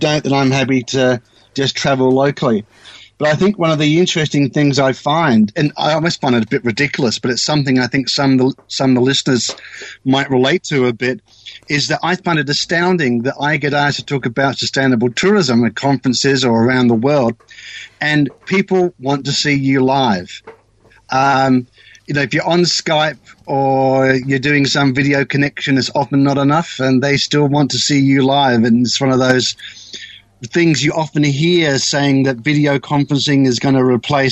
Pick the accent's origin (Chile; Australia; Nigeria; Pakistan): Australia; moved away as an adult; now in New Zealand; I'm actually Australian